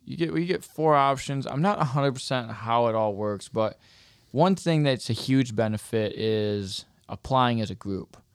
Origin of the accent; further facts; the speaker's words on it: Michigan, United States; from Michigan